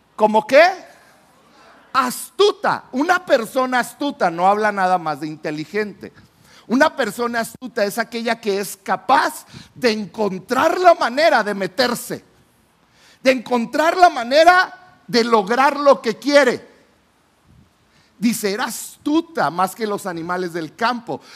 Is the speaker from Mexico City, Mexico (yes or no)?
no; Chihuahua, Mexico; yo soy de la ciudad de Chihuahua, yo vine de Chihuahua a un congreso de jóvenes